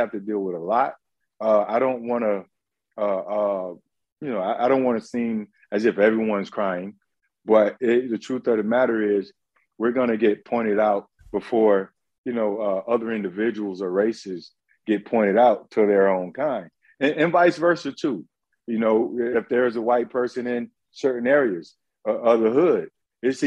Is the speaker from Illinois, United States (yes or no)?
no; Palm Beach County, Florida, United States; I grew up in Palm Beach County